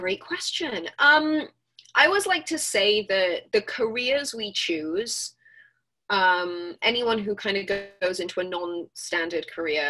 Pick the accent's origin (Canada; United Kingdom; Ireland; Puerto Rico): United Kingdom; Swansea, Wales; I was born in Singleton Hospital in Swansea, which is a little industrial coal mining town in South Wales. It's one of 3 cities in South Wales.